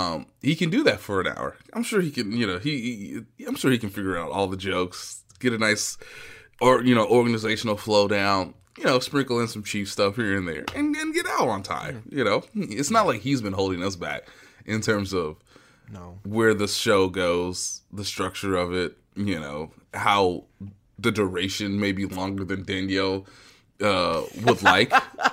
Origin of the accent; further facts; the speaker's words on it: Virginia, United States; Because I'm from Virginia, and we never get this.